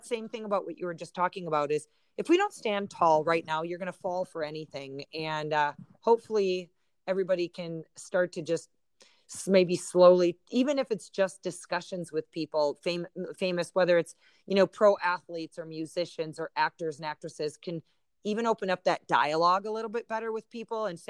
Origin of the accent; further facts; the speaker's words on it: Wisconsin, United States; moved away; I used to live in Wisconsin. I grew up in Wisconsin